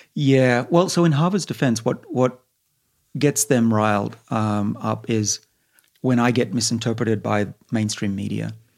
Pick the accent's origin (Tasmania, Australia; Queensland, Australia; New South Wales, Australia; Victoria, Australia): New South Wales, Australia; Sydney; now in Boston, United States; I grew up in Sydney, right on the bush